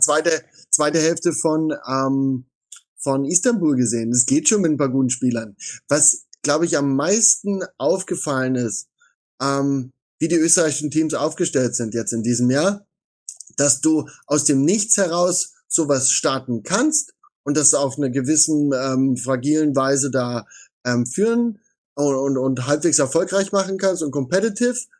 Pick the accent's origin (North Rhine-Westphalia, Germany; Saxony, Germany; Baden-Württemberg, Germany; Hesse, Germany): Saxony, Germany; Ich komme dort aus Sachsen, ich bin dort aufgewachsen